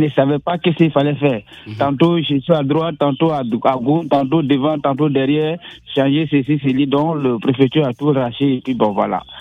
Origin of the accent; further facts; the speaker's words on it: Côte d’Ivoire; now in France; je suis un Ivoirien